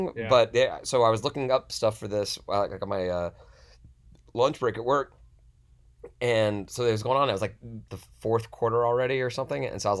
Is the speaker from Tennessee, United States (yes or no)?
yes; Memphis, Tennessee, United States; moved away; I'm from Memphis.